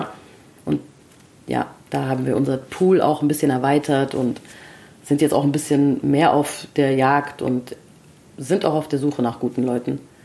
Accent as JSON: {"language": "German", "town": "Frankfurt", "region": "Hesse", "country": "Germany", "tie": "born or raised there", "said": "ich bin in Frankfurt geboren und zwar in Höchst"}